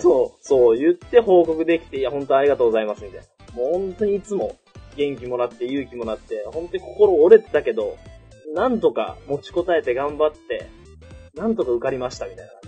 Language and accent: Japanese; Okayama, Japan; moved away; 地元岡山で。